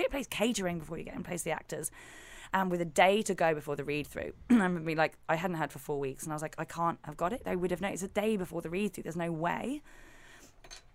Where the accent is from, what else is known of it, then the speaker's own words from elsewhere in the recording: England, United Kingdom; We are so English.